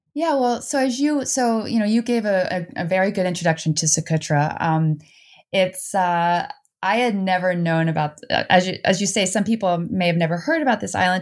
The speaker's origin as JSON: {"language": "English", "region": "New Jersey", "country": "United States", "tie": "born or raised there", "also_born_or_lived": "Netherlands", "moved": "yes", "lives_now": "Vermont, United States", "said": "I grew up both in the Netherlands, uh, for a couple years, and then I moved to New Jersey"}